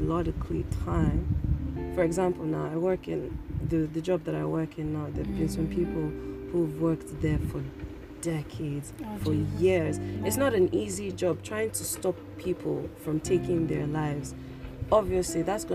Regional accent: Nigeria; we grew up in Nigeria

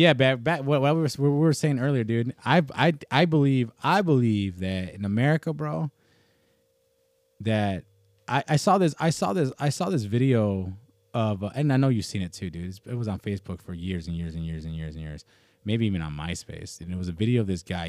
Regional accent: United States; as an American

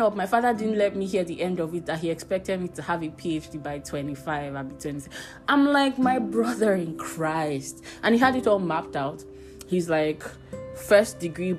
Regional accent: Abuja, Federal Capital Territory, Nigeria; also born or lived in Warri / Kano; I was born in Warri, moved to Kano when I was 2 years old, then moved to Abuja when I was 4 years old.

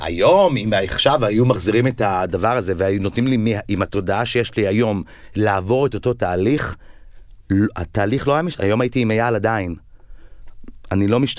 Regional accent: Tel Aviv, Tel Aviv District, Israel; also born or lived in Ramat HaSharon; גדלתי בסביבה הזו של כיכר המדינה

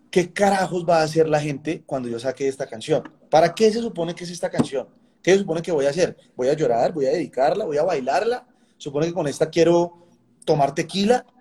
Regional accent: Colombia

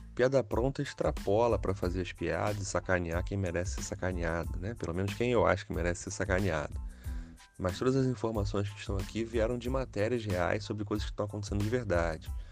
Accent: Rio de Janeiro, Brazil; eu sou carioca

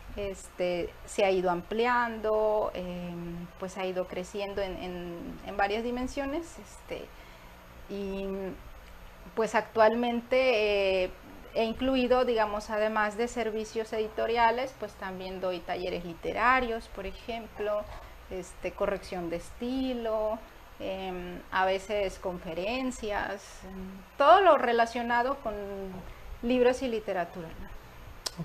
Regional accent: Tantoyuca, Veracruz, Mexico; born or raised there; also born or lived in Tamaulipas; now in Nuevo León, Mexico

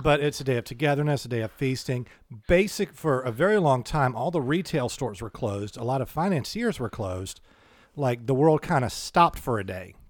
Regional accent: United States; we're American

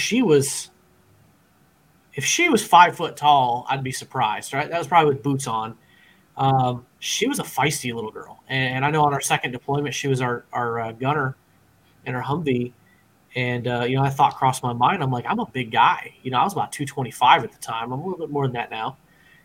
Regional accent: Midwest, United States; I'm from the Midwest, you know, where we have a lot of cornfields

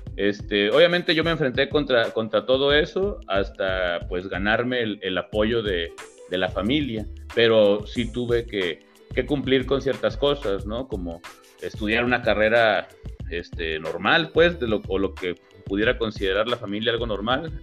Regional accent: Colima, Mexico; also born or lived in Puebla; yo soy de aquí de Colima, nací en Colima

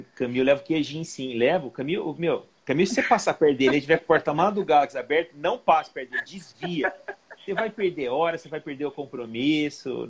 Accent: Ribeirão Preto, São Paulo, Brazil; eu sou de Ribeirão Preto

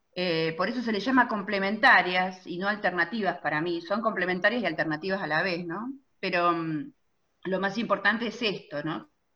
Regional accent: Chivilcoy, Buenos Aires Province, Argentina; Chivilcoy, de donde soy originaria

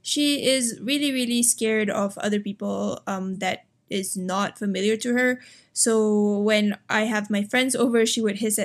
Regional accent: Malaysia; I'm from Malaysia

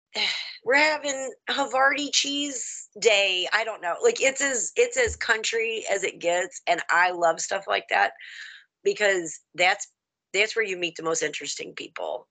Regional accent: the South, United States; now in Michigan, United States; I'm country. I'm from the South.

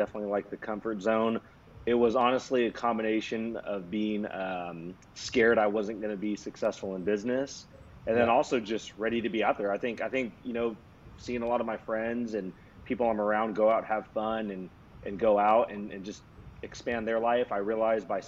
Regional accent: Sacramento, California, United States; I'm from Sacramento, California, grew up here my whole life

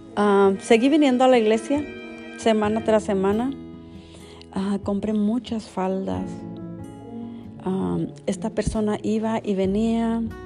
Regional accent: Veracruz, Mexico; now in United States; yo fui, yo soy de Veracruz

